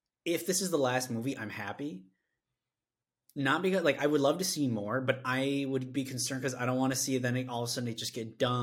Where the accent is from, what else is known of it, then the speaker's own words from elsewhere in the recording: Midwest, United States; I'm a guy from the Midwest.